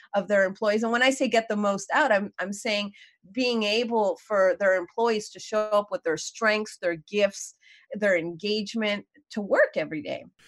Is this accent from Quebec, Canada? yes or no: yes; Montreal, Quebec, Canada; moved away as an adult; also born or lived in New York; I was born and raised in Montreal.